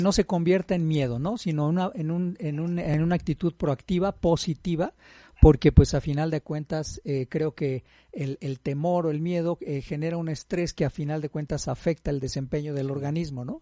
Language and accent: Spanish; Mexico; Como buenos mexicanos